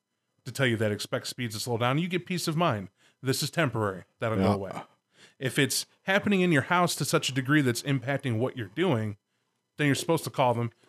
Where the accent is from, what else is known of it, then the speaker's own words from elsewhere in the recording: Chicago, Illinois, United States; We're from Chiberia.